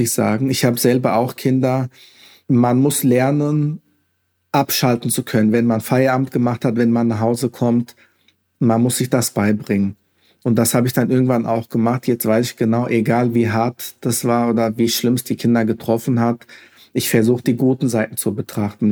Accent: Hesse, Germany; Mit dem Land Hessen, also das ist meine Heimat. Ich bin hier geboren, aufgewachsen

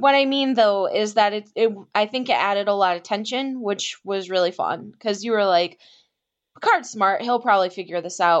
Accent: Michigan, United States; I'm from Michigan

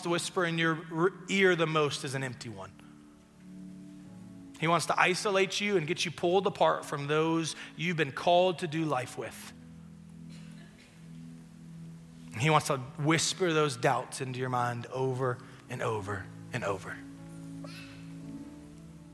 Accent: West Tennessee, United States; I'm from West Tennessee. Mudding's a big deal where I come from

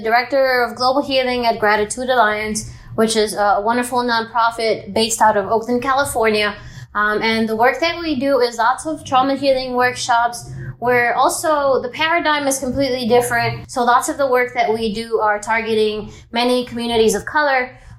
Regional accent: Dominican Republic; growing up in the Dominican Republic, you know, the disparities there are even more wide, you know, in a developing country

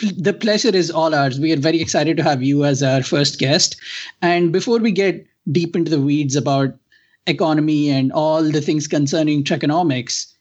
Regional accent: India; growing up in India

